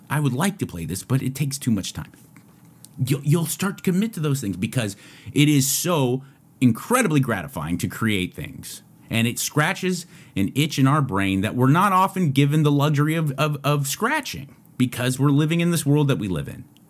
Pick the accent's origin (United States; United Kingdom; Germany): United States; I'm grateful to be an American.